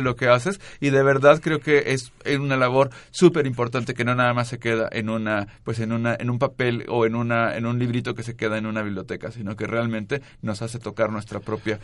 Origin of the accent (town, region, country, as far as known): Mexico